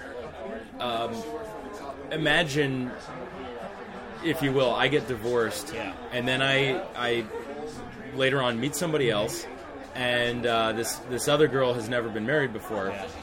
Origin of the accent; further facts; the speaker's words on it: Missouri, United States; moved away as an adult; also born or lived in Chicago; now in Japan; I'm from Missouri